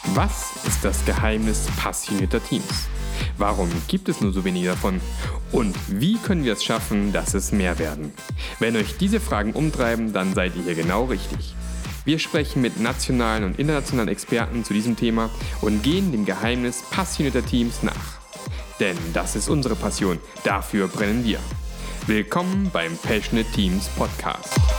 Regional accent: Germany; aus der Region, wo ich herkomme, so Richtung Bodensee

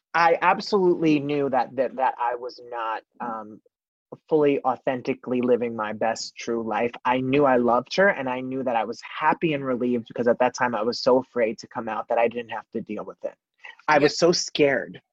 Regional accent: New Jersey, United States; I was born and raised in New Jersey

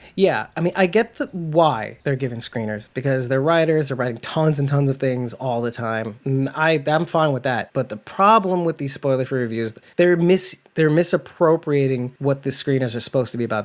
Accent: New York, United States; I'm a from from New York, not a Southerner

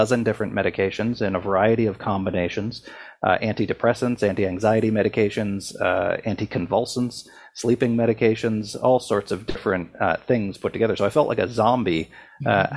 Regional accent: Sydney, Nova Scotia, Canada; a bridge in my hometown that stretched over an abandoned steel plant, which used to be the lifeblood of Sydney, Nova Scotia, but was largely abandoned by the time I was growing up.

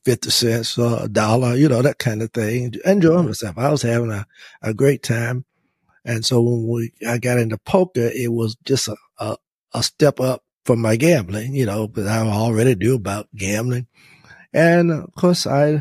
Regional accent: Louisburg, North Carolina, United States; went back to my hometown, where it was a very small town, and I was the actually the first and only African American lawyer to practice in my hometown, Lewisburg

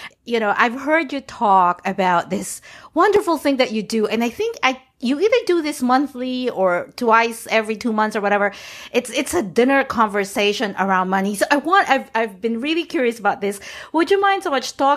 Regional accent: New York, United States; now in Florida, United States; I am actually from New York. I call myself a New Yorker.

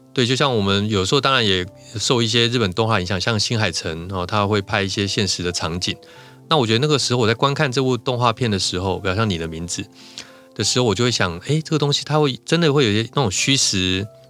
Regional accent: Tainan, Taiwan; moved away; 我是从台南来的

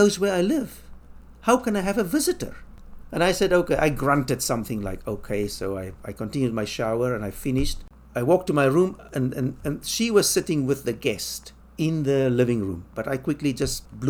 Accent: South Africa; moved away as an adult; also born or lived in London; now in Taipei, Taiwan; South Africa, where I come from

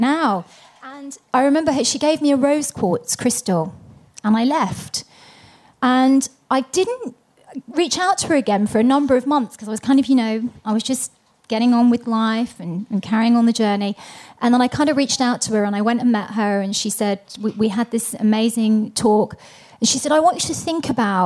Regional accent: London, United Kingdom; moved away; I was born in London, England

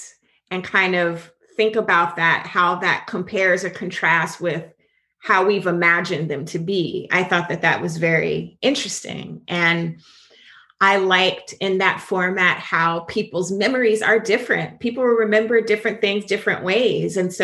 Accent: Jacksonville, Florida, United States; accent: Southern; I'm from Jacksonville, and we get real country, real Southern

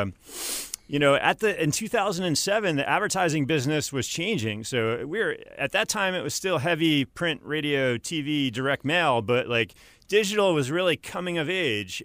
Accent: upstate New York, United States; moved away as an adult; also born or lived in Miami, Florida, United States; now in Greenville, United States; I grew up in upstate New York, about one hundred fifty miles north of the city.

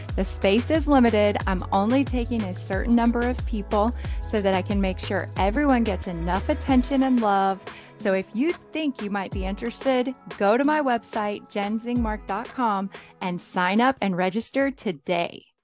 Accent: South Carolina, United States; I was born and raised in South Carolina

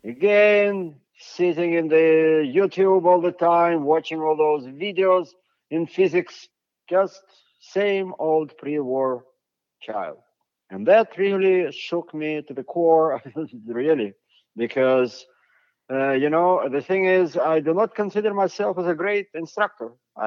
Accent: United States; I am an American professor for the last 30 years

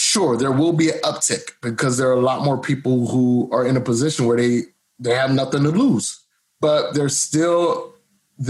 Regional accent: Cleveland, Ohio, United States; now in Bangkok, Thailand; I grew up in Cleveland, Ohio, 99.9% black

